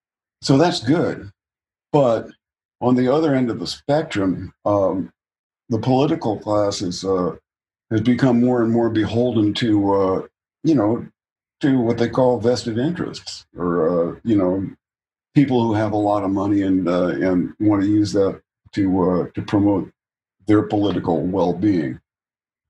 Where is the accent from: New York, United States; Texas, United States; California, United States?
California, United States; I was born here, raised here for the most part